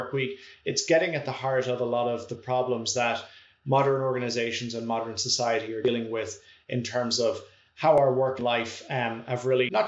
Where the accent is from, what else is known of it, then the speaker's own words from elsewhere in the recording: Ireland; moved away as an adult; now in Toronto, Canada; my home country of Ireland